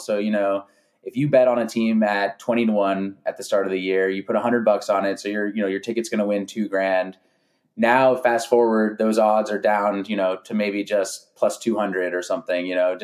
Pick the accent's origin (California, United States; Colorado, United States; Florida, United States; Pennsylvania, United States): California, United States; San Francisco Bay Area; moved away as an adult; now in Los Angeles, United States; I grew up in California, grew up in the San Francisco Bay Area.